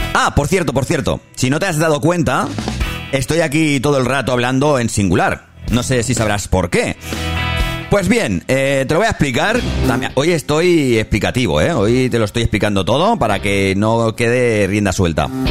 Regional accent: Barcelona, Catalonia, Spain; soy de Barcelona

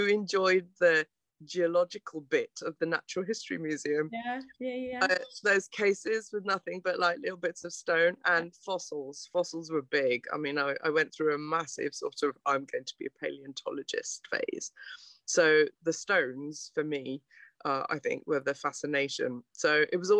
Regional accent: Aberdare, Wales, United Kingdom; I was born in South Wales, actually. In Aberdare, which is a small town, I guess, in one of the valleys. So I'm a proper valley girl, me.

